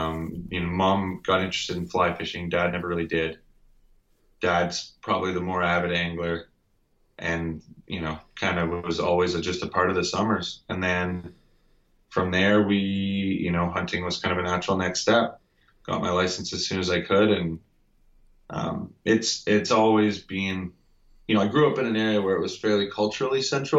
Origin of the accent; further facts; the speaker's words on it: Ontario, Canada; So I grew up in Ontario, actually, on a lake in a rural area